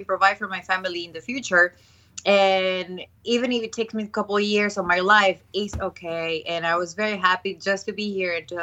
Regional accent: Ecuador; moved away as an adult; now in New York, United States; I'm originally from Ecuador.

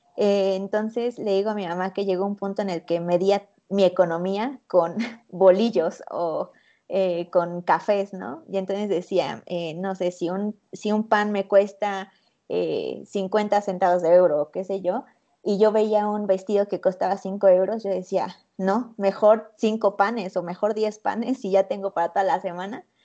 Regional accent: Mexico; ¿dónde eres? Y yo, México.

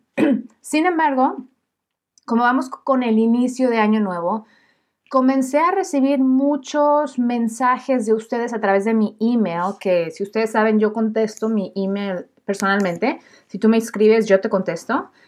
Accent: Mexico; yo soy periodista mexicana

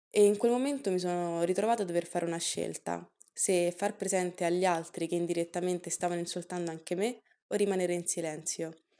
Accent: Italy; sono nata e cresciuta in Italia

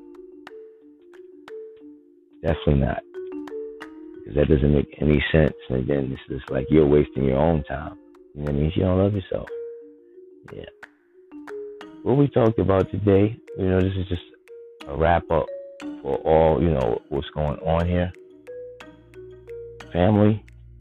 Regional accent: New York City, New York, United States; I'm from the Bronx.

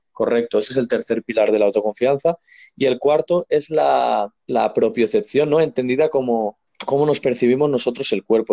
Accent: Spain; yo soy español

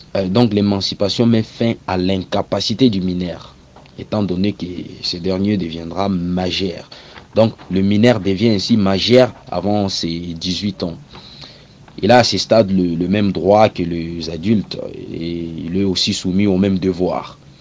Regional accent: DR Congo; ici chez nous en République démocratique du Congo

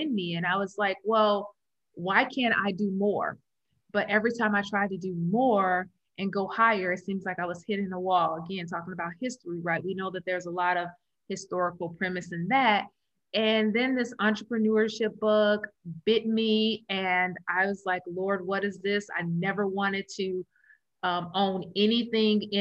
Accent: Chicago, Illinois, United States; also born or lived in Maryville, Missouri; I am born and raised in Chicago. I am a city girl

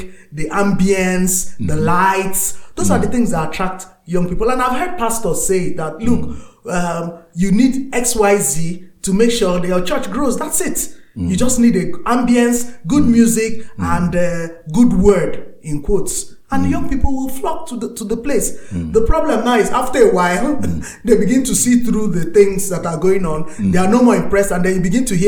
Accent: Port Harcourt, Rivers State, Nigeria; moved away as an adult; now in Northern Nigeria; growing up as a Christian in the south, I grew up in Port Harcourt

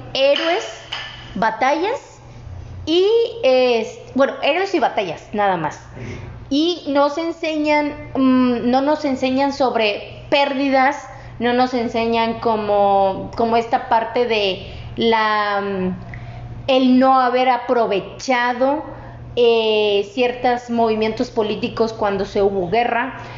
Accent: Mexico

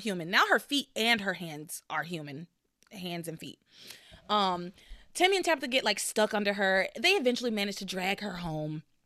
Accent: United States; I'm an American

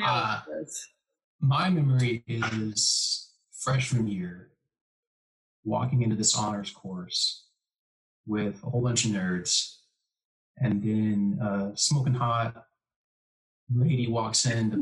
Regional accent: Houston, Texas, United States; also born or lived in Bay City, Texas / Louisiana; I spent most of my childhood in Houston.

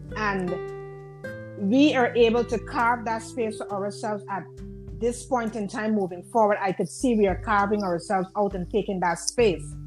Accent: Guyana; now in New York, United States; I am originally I'm from I'm from Guyana.

